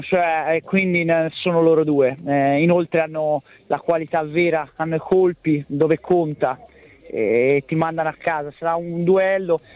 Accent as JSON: {"language": "Italian", "town": "Florence", "region": "Tuscany", "country": "Italy", "said": "dalla mia terra, dalla mia città, Firenze, dalla Toscana"}